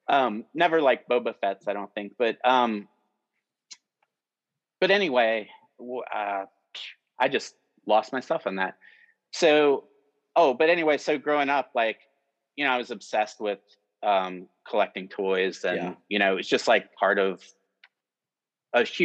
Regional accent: Cincinnati, Ohio, United States; growing up here in Cincinnati

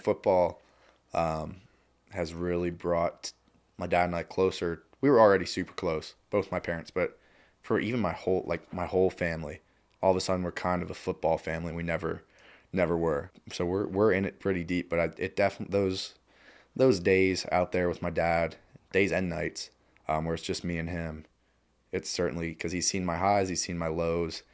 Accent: Lebanon County, Pennsylvania, United States; growing up in Lebanon County

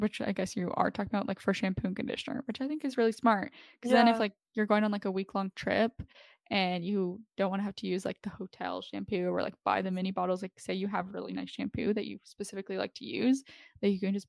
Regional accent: Fort Frances, Ontario, Canada; now in Toronto, Canada; you have to drive through Fort Francis, Ontario, which is where I'm from.

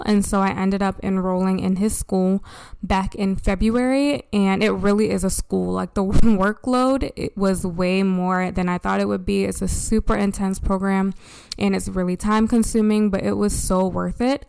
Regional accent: United States; As an American society

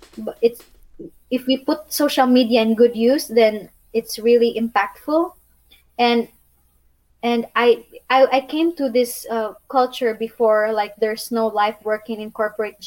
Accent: Philippines; moved away as an adult; now in Bosnia and Herzegovina; I'm from Philippines

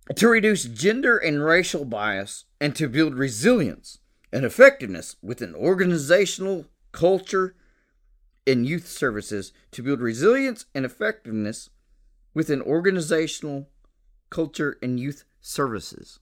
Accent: United States; I'm an American

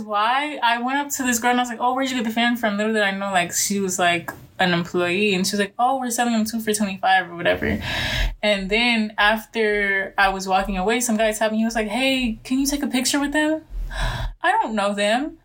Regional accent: Miami, Florida, United States; I'm from Miami, Florida

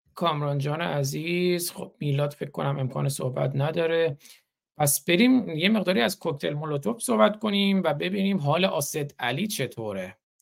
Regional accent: Iran; now in United States; به عنوان یک ایرانی آمریکایی به عنوان یک ایرانی آمریکایی

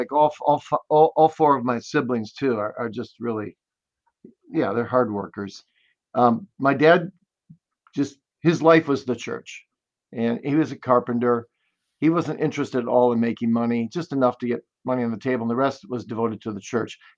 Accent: Kalamazoo, Michigan, United States; Kalamazoo, Michigan.

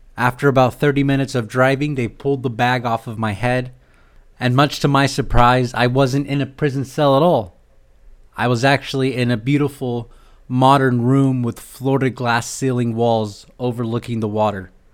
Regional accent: California, United States; I'm from California

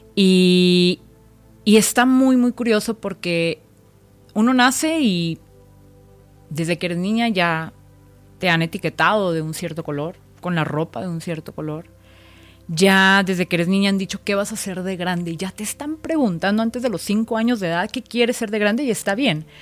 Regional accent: Monterrey, Nuevo León, Mexico; moved away as an adult; now in Mexico City, Mexico; soy una mujer regia, soy regia. Vivo en la Ciudad de México

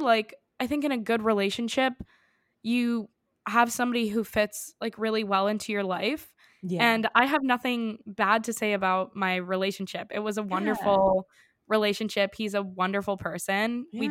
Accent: New York City, New York, United States; I grew up in New York City, and I went to public school from basically preschool till the end of ninth grade.

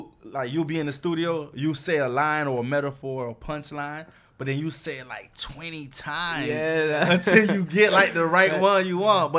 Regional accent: Florida, United States; That's one of my favorite artists growing up in Florida.

